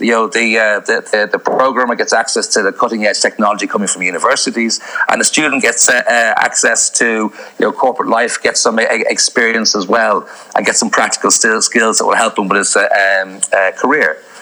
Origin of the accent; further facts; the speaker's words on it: Dublin, Leinster, Ireland; moved away as an adult; also born or lived in Amsterdam / Indonesia / Iran; now in Croatia; I'm originally from Dublin and I studied in uh, uh, UCD there